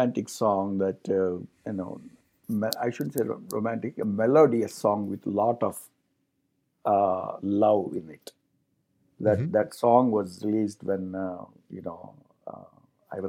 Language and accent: English; India; Being an Indian